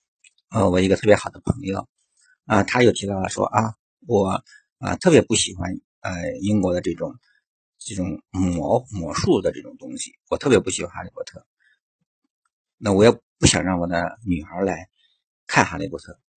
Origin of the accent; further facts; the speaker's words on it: China; 对我们中国人